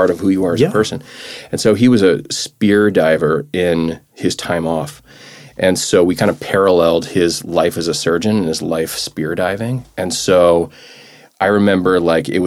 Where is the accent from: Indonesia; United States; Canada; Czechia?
United States; New Orleans, Louisiana; moved away as an adult; also born or lived in New Hampshire / New York City; now in New York, United States; born in New Hampshire. So I kind of, and you know, I mentioned Vermont where my folks are now. So I have some Northeast roots, but I really grew up in New Orleans. So I'm a Southerner at heart. And I was there from like 6 weeks old to the time I left for college